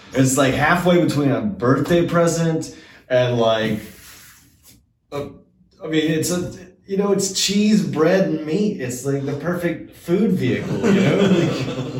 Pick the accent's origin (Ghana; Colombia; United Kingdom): United Kingdom; Scotland; also born or lived in Atlanta, Georgia, United States; now in Seattle, United States; I was born in Scotland